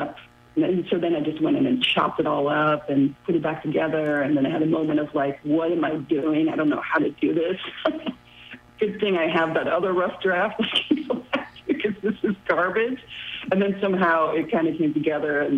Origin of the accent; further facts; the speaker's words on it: Netherlands; also born or lived in upstate New York, United States; now in New York, United States; the life that I sort of left behind of my home country, that's the Netherlands